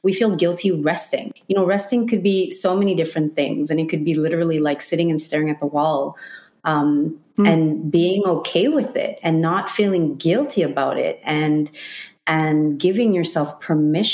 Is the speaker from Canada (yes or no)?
yes; Montreal, Quebec, Canada; born and raised in Montreal, first generation Filipina